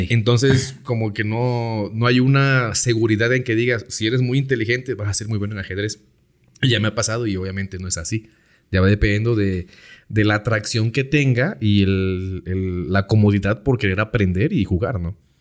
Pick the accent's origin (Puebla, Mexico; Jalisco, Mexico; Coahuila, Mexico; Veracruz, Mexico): Veracruz, Mexico; Juan Rodríguez Clara; Soy originario de Veracruz. Vivo en, un municipio llamado Juan Rodríguez Clara, Veracruz.